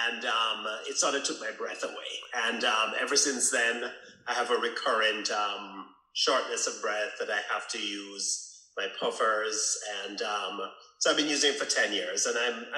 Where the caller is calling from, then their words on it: Thunder Bay, Ontario, Canada; I'm calling from Thunder Bay, Canada.